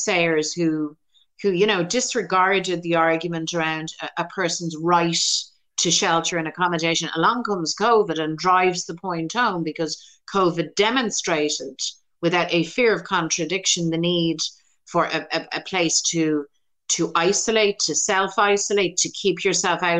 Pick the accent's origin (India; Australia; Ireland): Ireland; as an Irish Republican woman